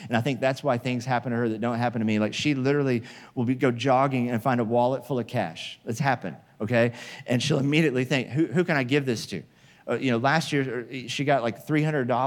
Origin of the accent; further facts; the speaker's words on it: Midwest, United States; moved away as an adult; also born or lived in Oklahoma; now in California, United States; I grew up in the Midwest where there were tornadoes.